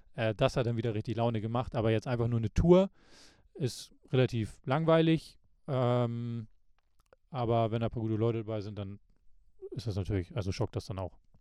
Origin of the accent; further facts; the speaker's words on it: Lübeck, Schleswig-Holstein, Germany; bei uns in Lübeck